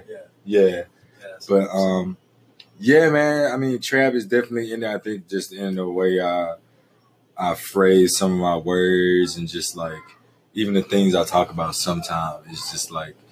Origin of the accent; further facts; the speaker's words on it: Shreveport, Louisiana, United States; moved away as an adult; now in Los Angeles, United States; I'm from Shreveport, aka the Ratchet City, aka the 318